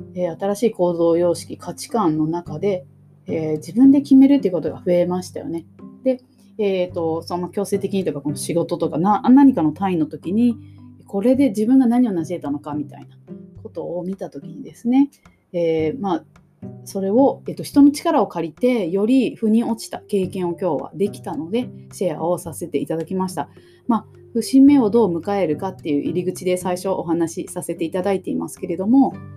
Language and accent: Japanese; Kumamoto, Japan; 私も熊本出身